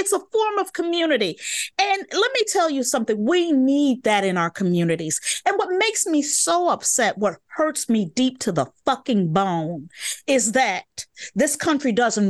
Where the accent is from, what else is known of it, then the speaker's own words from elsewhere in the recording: Chicago, Illinois, United States; Growing up in Chicago, block parties are really important parts of the community.